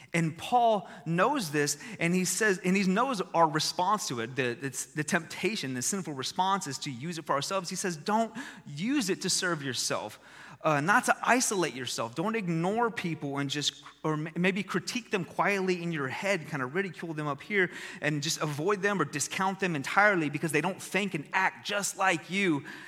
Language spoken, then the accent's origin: English; Texas, United States; I was born in Texas